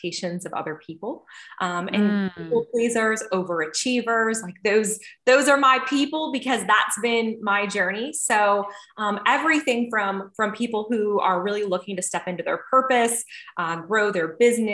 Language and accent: English; North Dakota, United States; now in Atlanta, United States; I live in Atlanta, Georgia, and I'm originally from North Dakota, a very small town